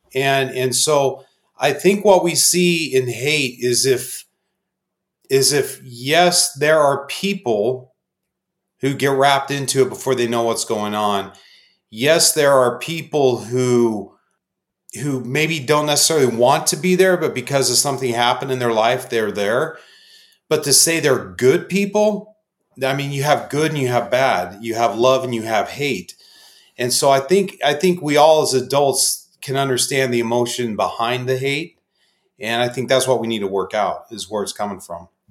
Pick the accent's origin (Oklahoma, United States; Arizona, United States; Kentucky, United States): Arizona, United States; Phoenix; born and raised in Phoenix